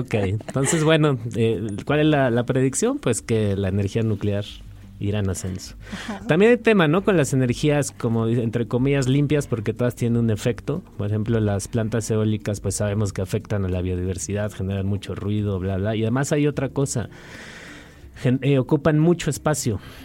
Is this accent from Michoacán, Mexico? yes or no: no; Mexico City, Mexico; como chilangos y chilas